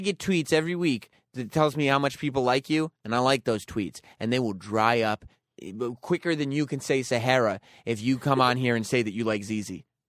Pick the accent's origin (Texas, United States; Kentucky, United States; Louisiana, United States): Louisiana, United States; New Orleans; You know, I'm from New Orleans, and if anybody wants to combat with me, you know, I wrestle alligators before.